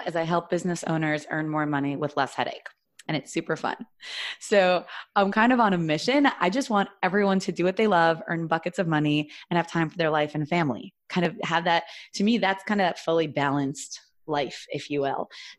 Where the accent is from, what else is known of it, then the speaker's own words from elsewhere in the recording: New York City, New York, United States; moved away as an adult; also born or lived in Jerusalem, Israel; I grew up actually in Flatbush, Brooklyn, New York.